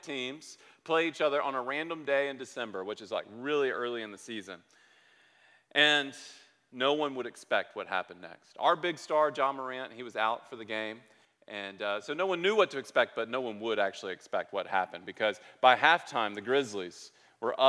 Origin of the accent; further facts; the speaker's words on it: Memphis, Tennessee, United States; I grew up in Memphis